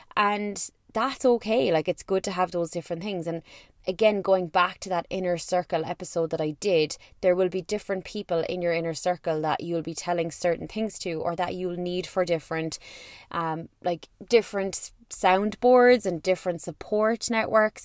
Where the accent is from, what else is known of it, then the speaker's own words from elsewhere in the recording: Ireland; I am an Irish person